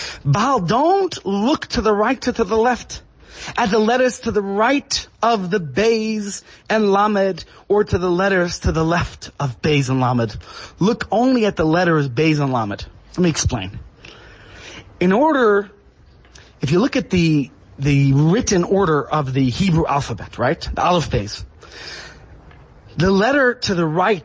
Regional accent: New York City, New York, United States; As a child growing up in Brooklyn

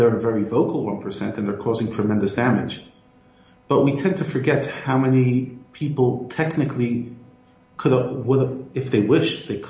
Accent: United States; moved away as an adult; now in South Africa; I come from the U.S., as you can hear from my accent.

